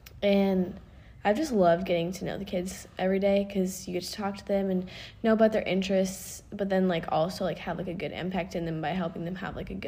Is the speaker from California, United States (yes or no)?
no; Dallas, Texas, United States; I go to the University of Kansas. I'm from Dallas, Texas.